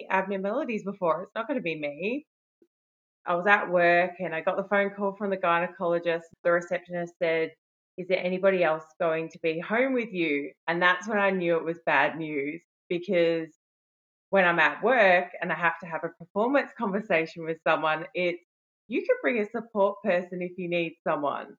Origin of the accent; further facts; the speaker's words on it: Melbourne, Victoria, Australia; I'm from Melbourne, Australia